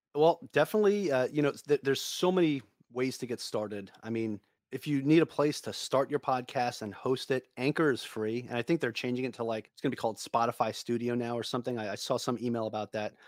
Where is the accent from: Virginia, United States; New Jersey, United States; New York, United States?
New York, United States; I'm from New York.